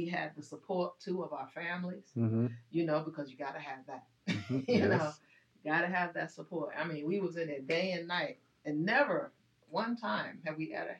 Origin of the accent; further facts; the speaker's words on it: New York, United States; also born or lived in Netherlands; So I was born in Holland. {S5} Oh, you go, girl. Look at you. {S2} In Koninklijk. So in the Queensland. So anyway, and then brought into New York